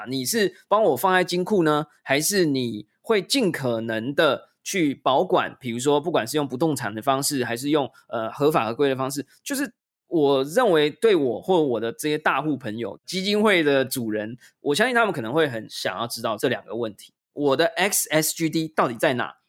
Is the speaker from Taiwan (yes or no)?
yes; Taiwan; 然后呢，我是台湾人，我没有新加坡公民的身份，我没有新加坡的公司或银行户头，我就不能做这件事嘛？